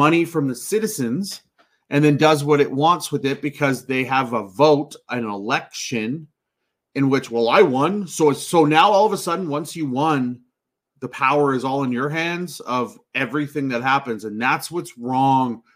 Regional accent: Canada; I'm a Canadian

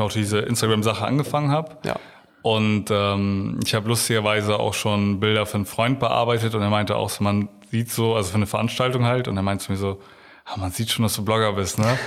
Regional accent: Oldenburg, Lower Saxony, Germany; also born or lived in Bramsche; ich bin nicht hier geboren, aber ich glaube, seitdem ich eins oder zwei bin

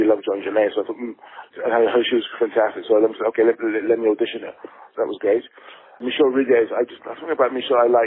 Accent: England, United Kingdom; as an English, a British filmmaker

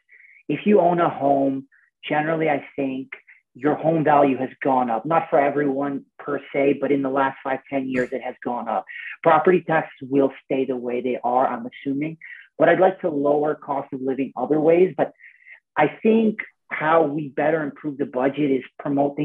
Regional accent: Canada; as a Canadian, I'm a tennis player

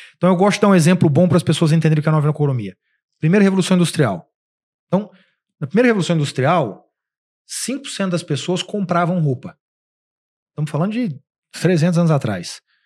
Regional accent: Uberaba, Minas Gerais, Brazil; moved away as an adult; now in São Paulo, Brazil; Eu sou de Uberaba, Minas Gerais. Cidade que, quando eu tinha, sei lá, 15 anos de Uberaba, tinha 200 mil habitantes

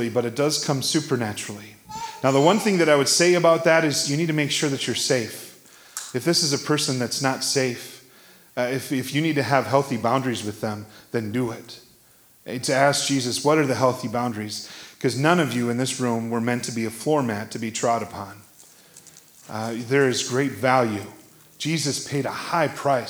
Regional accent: Iowa, United States; I was born in Iowa

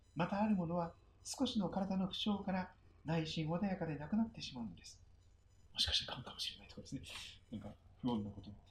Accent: Kochi, Japan; moved away as an adult; also born or lived in Nankoku, Kochi / Toyohashi, Aichi; now in Sugito, Japan; 高知県高知市に生まれ育ち、隣の南国市に移っ

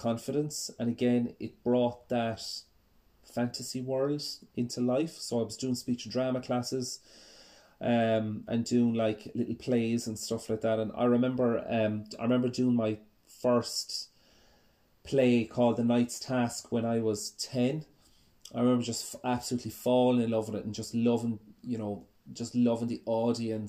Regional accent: Ennis, Munster, Ireland; I was born in Ennis in County Clare, which is in the west coast of Ireland.

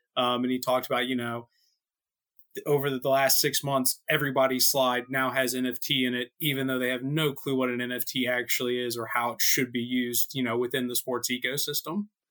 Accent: United States; as an American

